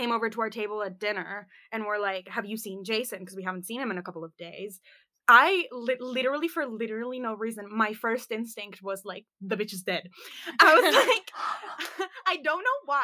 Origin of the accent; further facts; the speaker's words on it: United States; accent: American (slightly off); my American accent was, like, slightly off